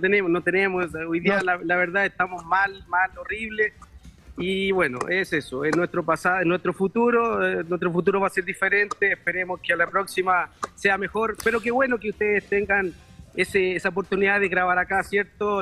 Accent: Chile; moved away as an adult; also born or lived in Brazil; yo soy chileno. Yo que pueda haber vivido en Brasil era por, por mi trabajo

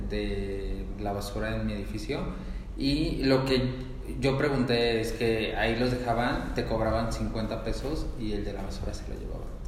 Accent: Arandas, Jalisco, Mexico; now in Guadalajara, Mexico; yo soy de Arandas, luego me fui a vivir a Guadalajara.

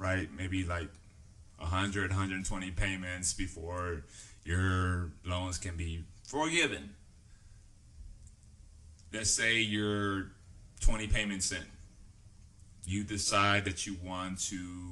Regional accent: the South, Texas, United States; also born or lived in the North (US); we do have our own dialect

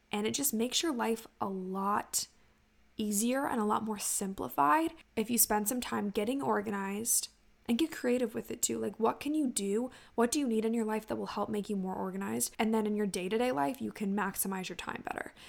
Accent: Ocean City, Maryland, United States; my hometown of Ocean City, Maryland

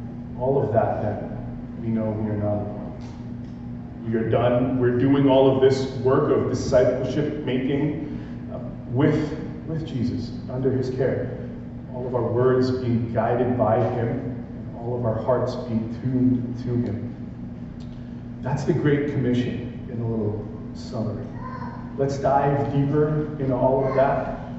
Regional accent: Calgary, Alberta, Canada; now in Vancouver, Canada; I've known Doug since I moved here in Vancouver. I'm originally from Calgary back in 2018.

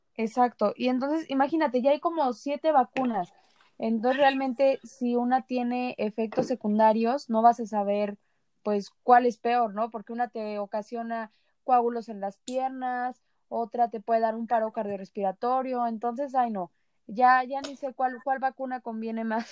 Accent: Mexico

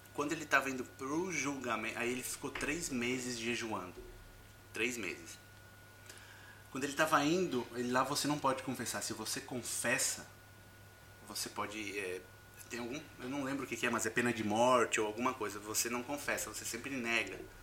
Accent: Brazil; moved away as an adult; also born or lived in Egypt; sou brasileiro

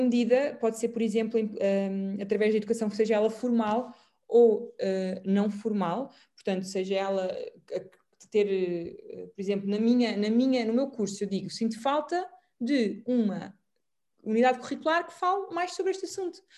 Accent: Portugal; como boa portuguesa

